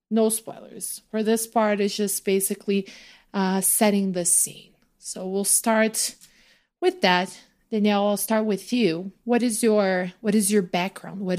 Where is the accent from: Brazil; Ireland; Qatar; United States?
Brazil; moved away; for kids my age growing up in Brazil